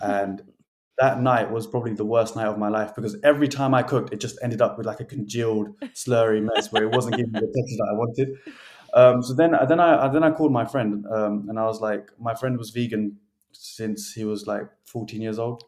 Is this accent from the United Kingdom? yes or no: yes; United Kingdom; us as British